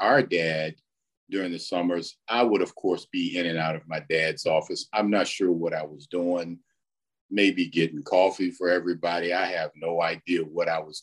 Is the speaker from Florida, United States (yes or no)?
no; Wilmington, North Carolina, United States; I grew up in Wilmington